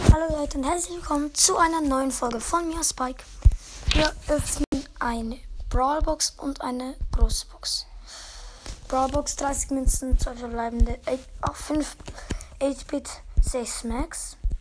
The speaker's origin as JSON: {"language": "German", "country": "Switzerland", "said": "ich bin Schweizer."}